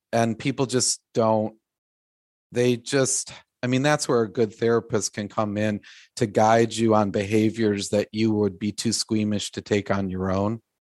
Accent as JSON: {"language": "English", "town": "Glencoe", "region": "Illinois", "country": "United States", "tie": "born or raised there", "said": "I grew up in Glencoe"}